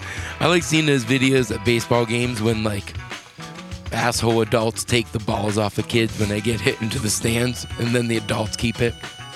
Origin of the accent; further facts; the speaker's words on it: Rogers, United States; growing up in Rogers